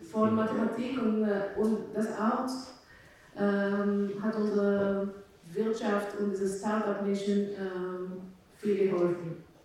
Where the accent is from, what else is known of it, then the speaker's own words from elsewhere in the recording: Israel; German is a second language; also born or lived in Romania; now in Germany; Also ich bin selbst ähm, Migrantin. Ich wurde in Rumänien geboren.